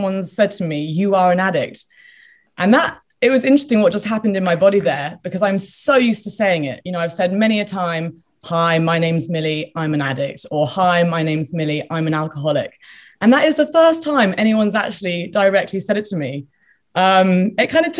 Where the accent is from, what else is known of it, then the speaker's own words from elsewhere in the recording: United Kingdom; I'm British, there's a big drinking culture here